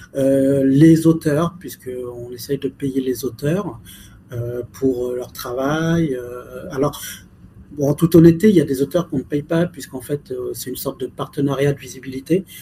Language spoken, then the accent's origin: French; France; je suis français